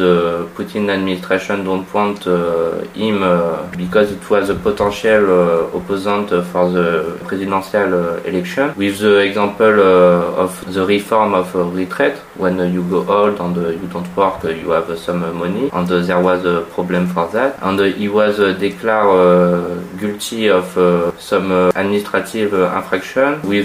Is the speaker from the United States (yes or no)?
no; France; English is a second language; I am from France